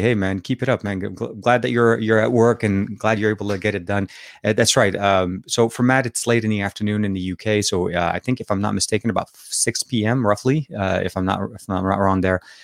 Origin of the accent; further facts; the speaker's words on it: Lebanon; accent: Lebanese Arabic; now in California, United States; I am from Lebanon originally. So I speak Arabic